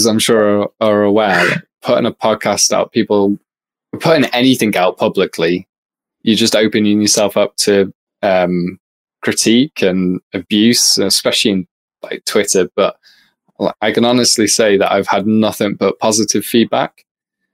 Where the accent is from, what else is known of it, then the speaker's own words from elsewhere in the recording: United Kingdom; accent: British; I'm politely British